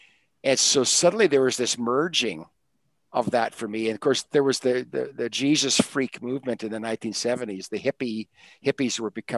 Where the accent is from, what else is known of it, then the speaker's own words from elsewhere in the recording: Canada; I'm Canadian, so I'm part of Canadian culture.